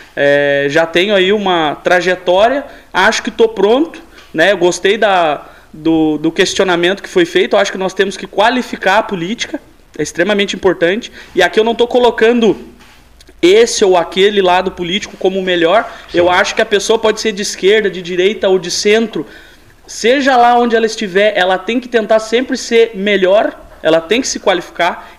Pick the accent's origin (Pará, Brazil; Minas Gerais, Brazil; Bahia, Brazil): Minas Gerais, Brazil; São Gonçalo do Sapucaí; moved away as an adult; now in Pelotas, Brazil; eu sou natural de São Gonçalo de Sapucaí, é uma cidade do sul de Minas